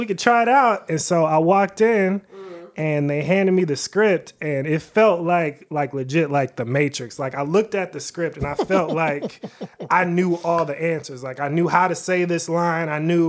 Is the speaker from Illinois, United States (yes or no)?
yes; Waukegan, Illinois, United States; moved away as an adult; now in Los Angeles, United States; I am from Waukegan.